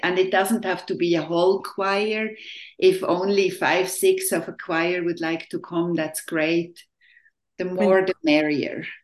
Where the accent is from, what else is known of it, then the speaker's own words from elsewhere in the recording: Switzerland; now in Tri-Cities, United States; I was born and raised in Switzerland in a little village of, at that time, I think about 1,800 people.